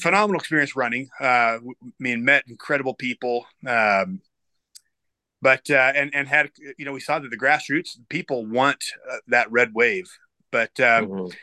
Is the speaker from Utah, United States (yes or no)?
yes; Utah, United States; moved away; also born or lived in Florida; I grew up here